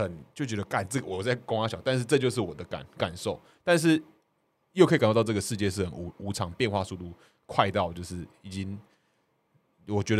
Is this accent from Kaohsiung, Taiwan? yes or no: yes; Kaohsiung, Taiwan; 哦，我是高雄人，我呃市长我投的有上啊，市议员投的没有没有上